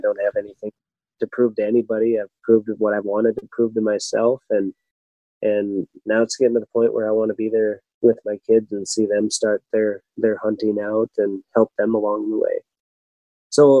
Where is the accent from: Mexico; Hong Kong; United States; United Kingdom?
United States; South Dakota; South Dakota being my home state